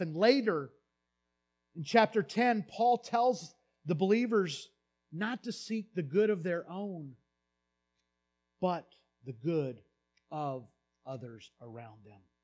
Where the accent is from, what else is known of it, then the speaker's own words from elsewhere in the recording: United States; I grew up in the United States